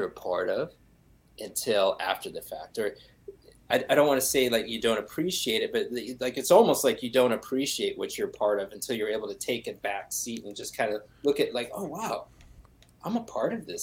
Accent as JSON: {"language": "English", "town": "Minneapolis", "region": "Minnesota", "country": "United States", "said": "I'm from Minneapolis"}